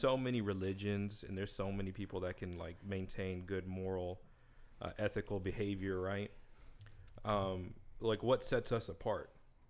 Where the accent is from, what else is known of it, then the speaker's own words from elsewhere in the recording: Philippines; I'm Filipino, first of all.